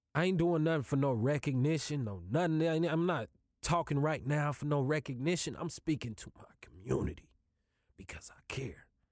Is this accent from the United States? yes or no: yes; Kansas City, United States; I'm from Kansas City. I live in Kansas City.